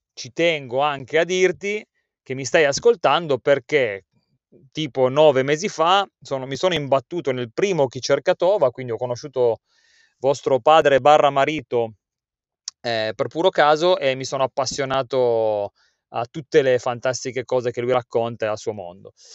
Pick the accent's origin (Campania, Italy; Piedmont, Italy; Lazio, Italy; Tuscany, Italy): Piedmont, Italy; Turin; sono nato a Torino e vivo nei sobborghi di Torino